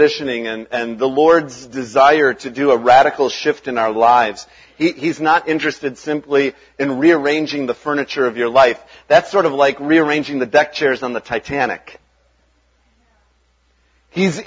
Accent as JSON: {"language": "English", "town": "Chicago", "region": "Illinois", "country": "United States", "tie": "born or raised there", "also_born_or_lived": "Arden Hills, Minnesota / Kettle River, Minnesota", "moved": "as an adult", "lives_now": "Minnesota, United States", "said": "we grew up in South Chicago area"}